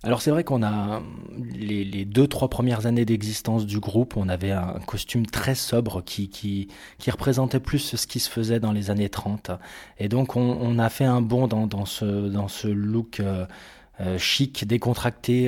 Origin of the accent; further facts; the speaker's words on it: Bourg-Saint-Maurice, Auvergne-Rhône-Alpes, France; moved away; j'ai grandi à Bourg-Saint-Maurice, en Savoie, euh, près des montagnes.